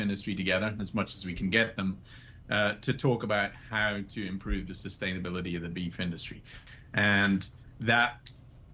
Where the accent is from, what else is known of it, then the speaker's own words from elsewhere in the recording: West Highlands of Scotland, United Kingdom; moved away as an adult; also born or lived in New Zealand / Australia / Edinburgh; I grew up in Scotland, in the West Highlands of Scotland